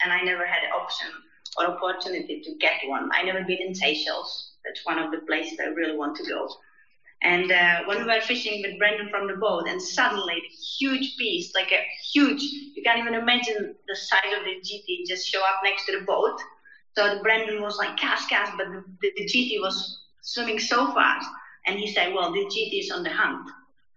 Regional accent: Czechia; I'm based and I came from Czech Republic

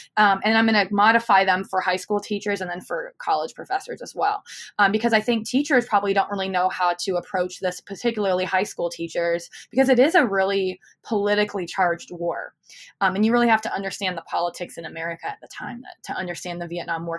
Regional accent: Phoenix, Arizona, United States; I'm from Phoenix

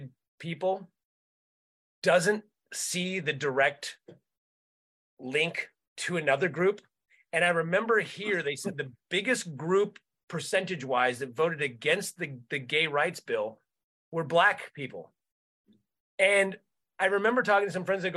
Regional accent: Santa Cruz, California, United States; I'm from Santa Cruz, so I grew up in hippie liberal Santa Cruz, in the 70s and 80s

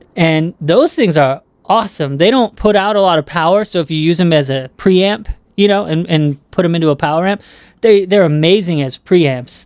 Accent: Southern California, United States; I grew up in Southern California

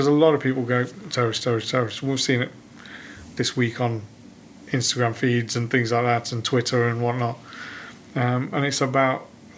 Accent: Leicester, East Midlands, United Kingdom; We've grown up in Leicester

